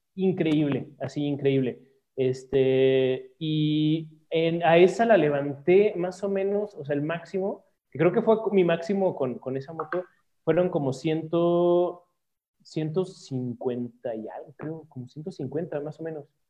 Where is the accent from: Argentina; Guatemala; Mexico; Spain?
Mexico; uno mexicano